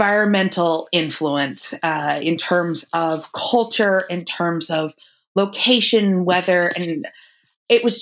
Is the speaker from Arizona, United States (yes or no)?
yes; Phoenix, Arizona, United States; moved away as an adult; also born or lived in Ohio / Southern California; So I grew up in Phoenix, Arizona. I grew up going to Catholic school, born and raised in Phoenix